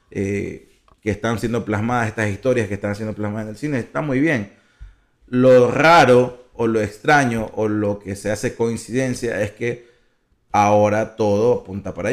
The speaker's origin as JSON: {"language": "Spanish", "country": "Ecuador", "said": "Nosotros, como ecuatorianos"}